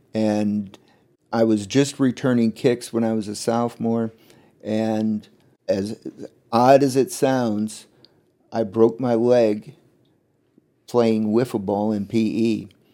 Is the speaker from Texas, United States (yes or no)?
no; Chenoa, Illinois, United States; it was fun growing up in Shinoa